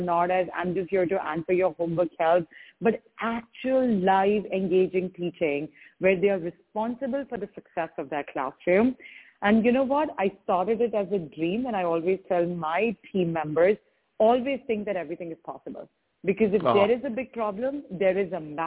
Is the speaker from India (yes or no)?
yes; India; moved away; I grew up in India